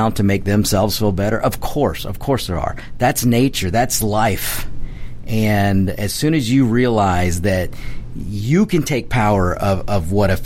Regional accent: United States; I'm an American. I'm a red-blooded American

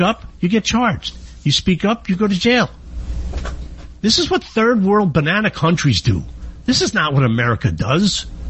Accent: New York, United States; I am from New York

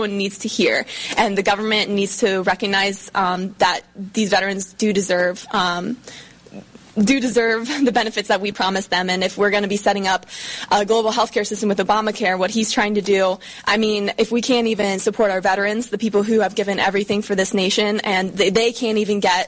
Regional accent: the South, United States; growing up in the South

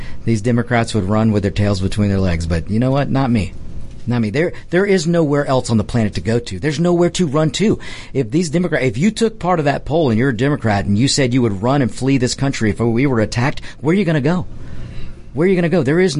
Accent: United States; I'm an American, true and true.

